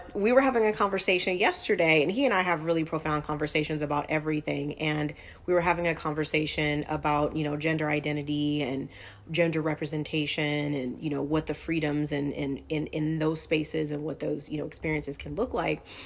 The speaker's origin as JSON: {"language": "English", "region": "Southern California", "country": "United States", "also_born_or_lived": "North Carolina / Texas / New York", "moved": "yes", "said": "I'm from Southern California originally"}